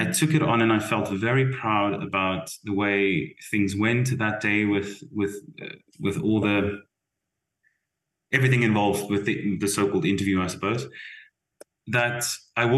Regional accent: South Africa; moved away as an adult; as a South African

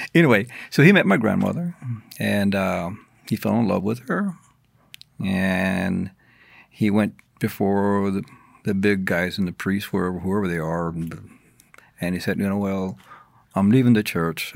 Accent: San Antonio, Texas, United States; moved away as an adult; also born or lived in Sanderson, Texas / The Dalles, Oregon; now in Oregon, United States; I grew up, started growing up in San Antonio, but I finished growing up in Oregon.

